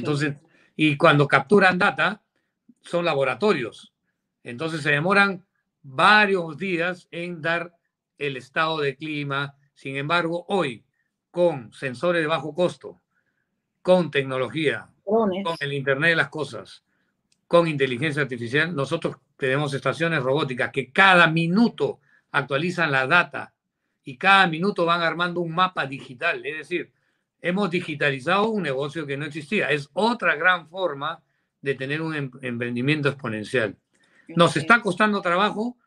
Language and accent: Spanish; Peru; now in United States; como empresario peruano